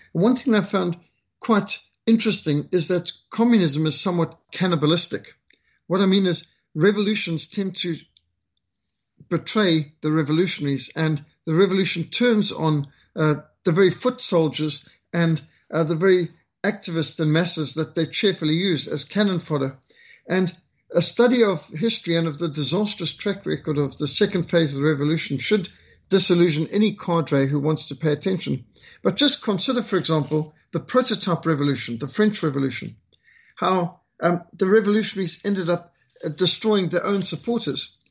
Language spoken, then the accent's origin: English; Zimbabwe; accent: Rhodesian; moved away; I was brought up in Rhodesia